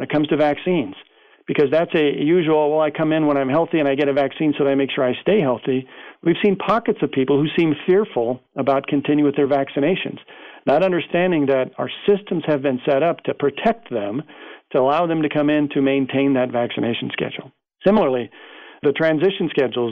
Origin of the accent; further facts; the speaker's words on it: United States; as an American